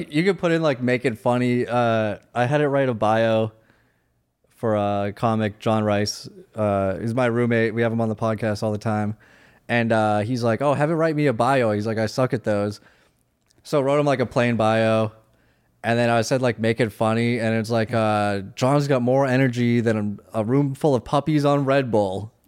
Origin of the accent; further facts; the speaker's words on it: Worcester, Massachusetts, United States; I'm from Worcester, Massachusetts.